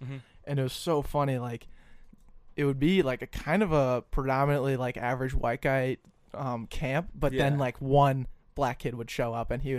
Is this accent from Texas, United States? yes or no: no; Colorado, United States; I was from Colorado.